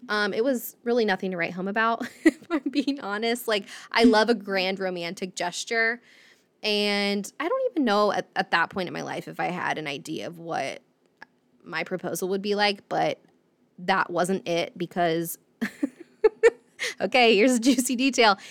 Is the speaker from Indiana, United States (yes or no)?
yes; right outside of Indianapolis, United States; I grew up in Indiana, um, right outside of Indianapolis